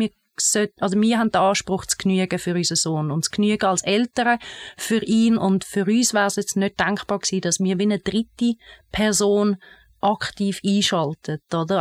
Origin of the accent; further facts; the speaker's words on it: Bernese Oberland, Switzerland; Ich bin im Berner Oberland aufgewachsen, in einer Familie mit drei Kindern